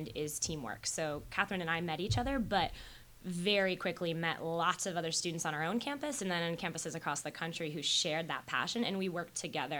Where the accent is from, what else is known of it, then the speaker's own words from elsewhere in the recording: Northborough, Massachusetts, United States; I grew up in Massachusetts outside Worcester in a town called Northborough